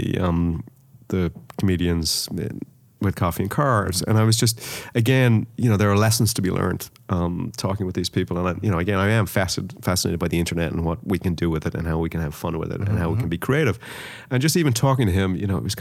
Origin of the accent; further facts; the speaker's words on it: Dublin, Leinster, Ireland; I grew up in Dublin